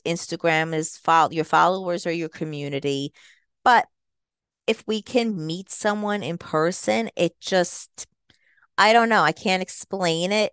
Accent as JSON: {"language": "English", "country": "United States", "tie": "born or raised there", "also_born_or_lived": "Jersey Shore, New Jersey / New York", "accent": "New York mixture", "moved": "yes", "said": "I am a Jersey Shore girl. I'm sure you can hear a little bit of a New York accent, too, 'cause that's where I was born and raised partly, so I have a little bit of a mixture in my accent."}